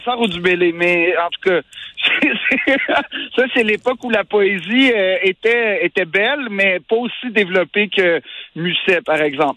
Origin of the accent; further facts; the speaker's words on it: Quebec, Canada; en tant que Québécois